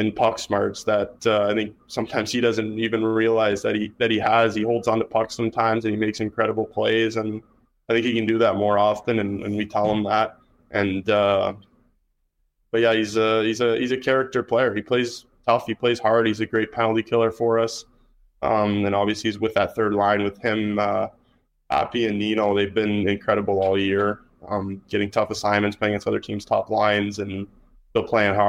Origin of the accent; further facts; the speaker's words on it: Kingston, Ontario, Canada; now in Winnipeg, Canada; I'm from Kingston, Ontario